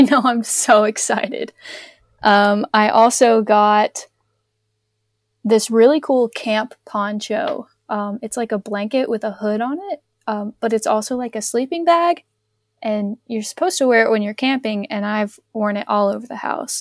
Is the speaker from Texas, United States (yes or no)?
no; Charlotte, North Carolina, United States; I'm from the Northern Carolina